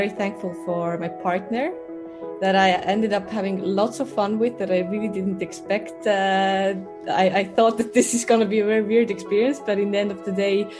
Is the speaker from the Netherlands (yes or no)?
yes; Netherlands; I'm from the Netherlands.